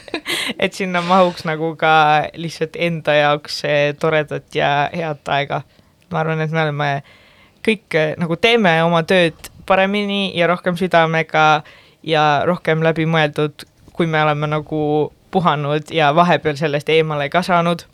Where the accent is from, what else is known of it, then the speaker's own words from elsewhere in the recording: Pärnu-Jaagupi, Pärnu County, Estonia; now in Tallinn, Estonia; Pärnu Jagupisse, kus ma pärit olen